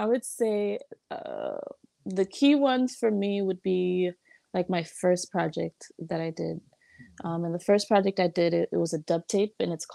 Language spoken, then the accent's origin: English; Chicago, Illinois, United States; now in California, United States; I was born in Chicago, born and raised in Chicago